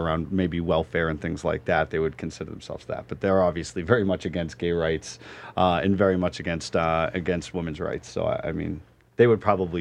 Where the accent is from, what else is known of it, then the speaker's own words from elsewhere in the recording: Boston, Massachusetts, United States; I grew up in the Boston area